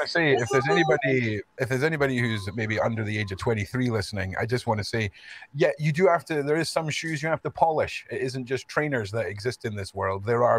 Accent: Scotland, United Kingdom; I'm from Scotland

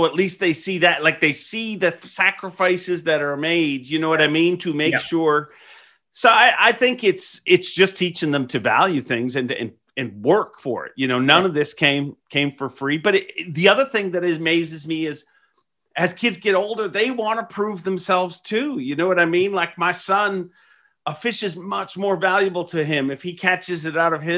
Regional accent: Ireland; now in Canada; We immigrated to Canada from Ireland. So a lot of times when you move to a new country, I mean, it takes forever to get stabilized, literally. And so we were broke a lot growing up.

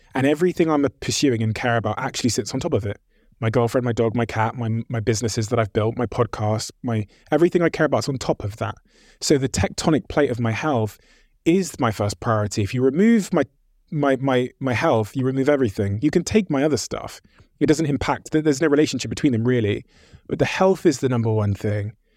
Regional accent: Plymouth, South West England, United Kingdom; also born or lived in Botswana; growing up in Plymouth in like 1994

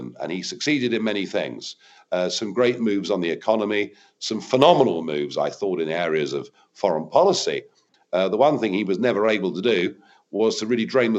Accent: United Kingdom; as a Brit

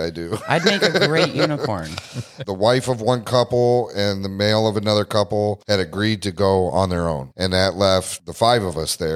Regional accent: Missouri, United States; I grew up in Missouri. It's the show me state.

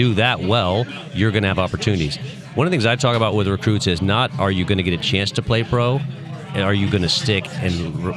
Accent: Atlanta, Georgia, United States; also born or lived in St. Louis, Missouri / Springfield, Missouri; now in Missouri, United States; when I grew up in Atlanta

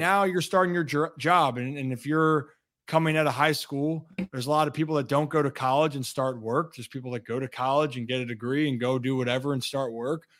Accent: Hunt Valley, Maryland, United States; moved away as an adult; now in Washington, D.C., United States; I grew up outside the city, so Hunt Valley is about 25 ish

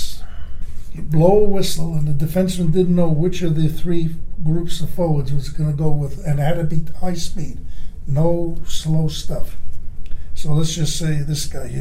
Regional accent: New York City, New York, United States; I'm from Brooklyn

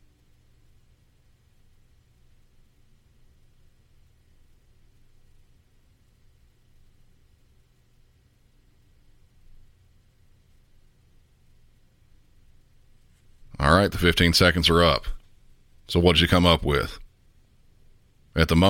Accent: the South, United States; I'm from the South

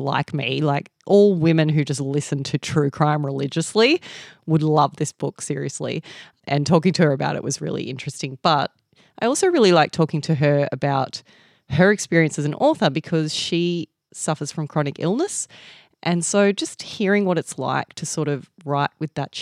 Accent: Australia; as an Australian

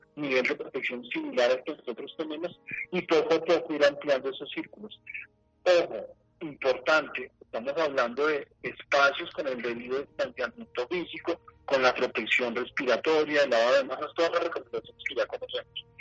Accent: Colombia

